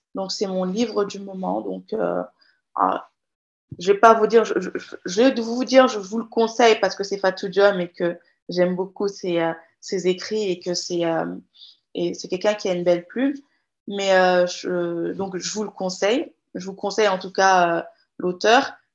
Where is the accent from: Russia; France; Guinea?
Guinea; first language Jakhanke; French is a second language; je suis jarinqué de la Guinée-Conakry